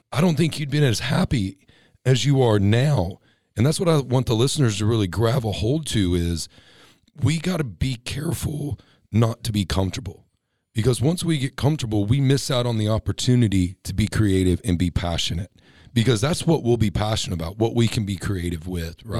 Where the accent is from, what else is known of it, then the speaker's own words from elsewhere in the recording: Texas, United States; now in California, United States; I'm a Texas boy